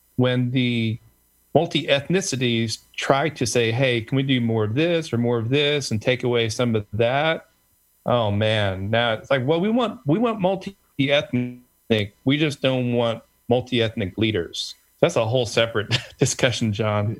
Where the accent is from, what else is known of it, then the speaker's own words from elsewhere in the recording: Tulsa, Oklahoma, United States; being the son of Korean immigrants of all places in the country. I grew up in Tulsa, Oklahoma